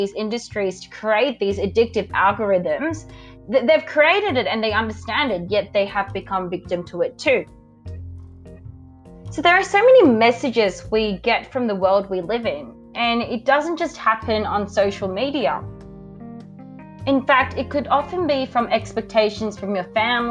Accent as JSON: {"language": "English", "country": "Australia", "said": "I'm from Australia"}